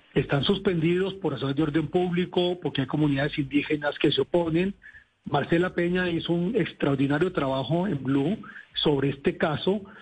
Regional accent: Colombia; somos todos los colombianos

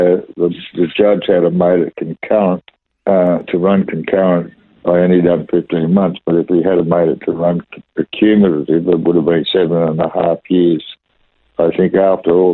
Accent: Sydney, New South Wales, Australia; I was born in Sydney and 1949.

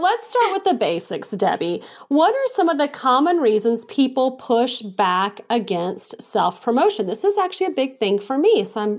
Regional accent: the South, United States; I'm from the South

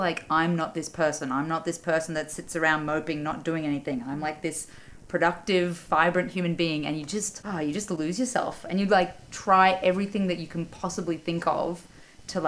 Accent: Mackay, Queensland, Australia; now in Melbourne, Australia; I grew up in Mackay

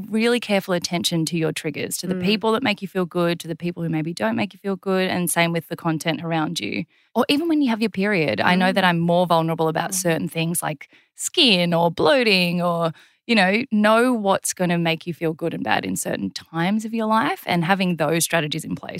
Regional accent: South Korea; born there; I have kind of an interesting cultural background in that I was born in South Korea and then adopted.

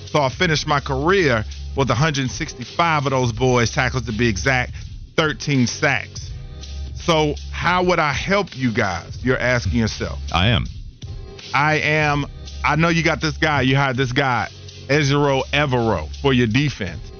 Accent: Charlotte, North Carolina, United States; I want to put on for my city. So, Charlotte, Bring your boy home. Back to where I used to roam these grounds

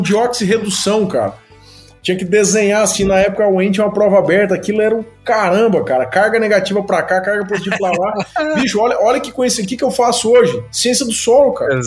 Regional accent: Maringá, Paraná, Brazil; moved away as an adult; also born or lived in Piracicaba; now in Campinas, Brazil; Mas eu nasci em Maringá, e fiz todo, todo, todo o estudo por lá e a graduação

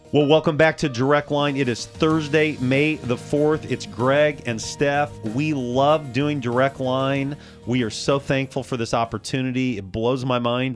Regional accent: Champaign, Illinois, United States; now in Danville, United States; Champaign, my hometown

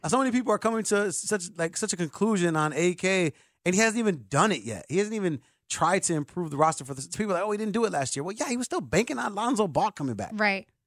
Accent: Chicago, Illinois, United States; As a Chicagoan

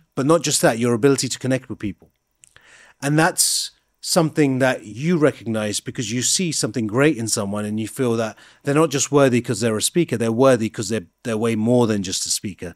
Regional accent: High Wycombe, South East England, United Kingdom; the culture I was brought up in, in High Wycombe

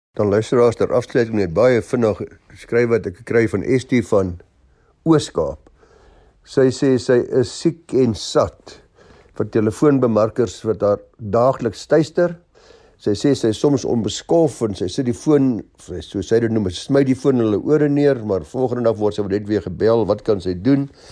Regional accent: South Africa; ons as Suid-Afrikaners

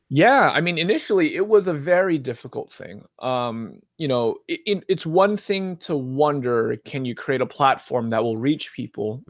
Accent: Southern California, United States; moved away as an adult; also born or lived in Philadelphia; now in Oregon, United States; was born and raised in Southern California

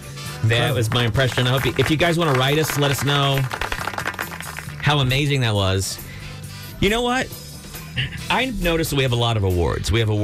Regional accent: Brownsville, Texas, United States; now in Austin, United States; When I grew up in the Valley

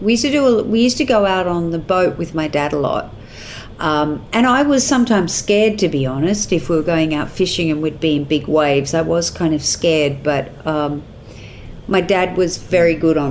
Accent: Newcastle, New South Wales, Australia; I grew up in Newcastle, which is about 2.5 hours north of Sydney.

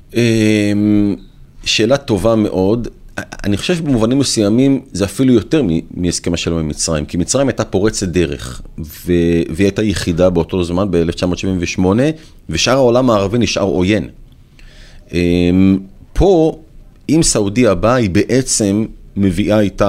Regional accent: Israel; לנו כישראלים

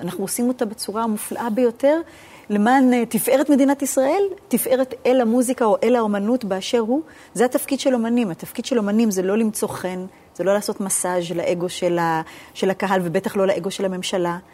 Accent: New York, United States; moved away; בבית ספר דתי בארצות הברית, סלנטה, עקיבא ריברדל

